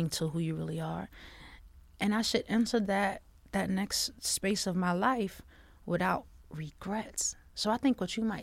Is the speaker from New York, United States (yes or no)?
yes; Long Island, New York, United States